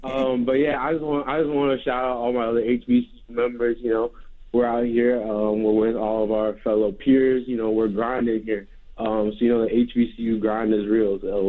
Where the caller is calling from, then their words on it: Washington, District of Columbia, United States; I'm calling in from Howard University.